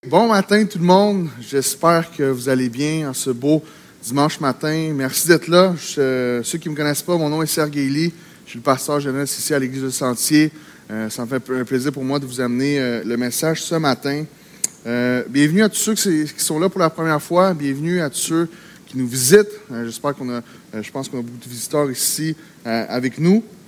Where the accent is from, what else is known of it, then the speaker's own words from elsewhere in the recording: Quebec, Canada; also born or lived in Gatineau; au Québec, on, on est dans une terre missionnaire. Au Québec, on est dans un, on vit dans un environnement